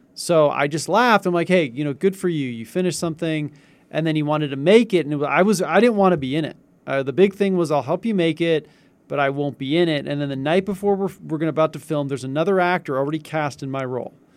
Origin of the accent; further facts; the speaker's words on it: Northern California, United States; I'm from Northern California too